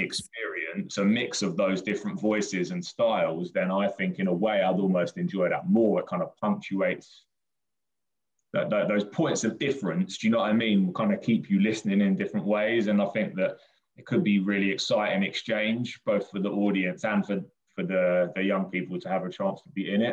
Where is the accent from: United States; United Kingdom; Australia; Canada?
United Kingdom; Brighton, South East England; I grew up in Brighton.